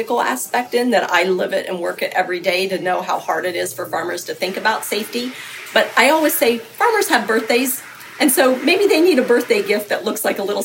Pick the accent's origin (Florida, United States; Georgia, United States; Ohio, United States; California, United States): Ohio, United States; Tuscarawas County; also born or lived in Fairfield County, Ohio; I grew up in Tuscarawas County